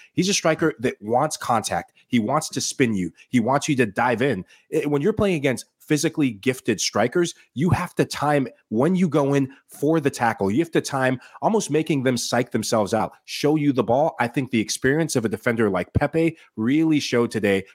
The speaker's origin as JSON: {"language": "English", "country": "Sierra Leone", "said": "my home country is Sierra Leone"}